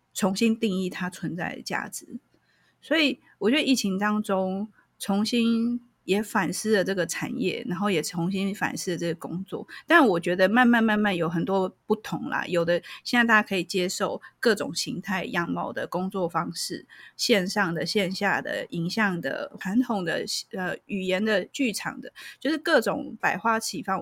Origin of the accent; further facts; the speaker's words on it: Taiwan; 我们台湾人虽然很热情、很好客，可是我，我觉得我们是算是恐惧沟通的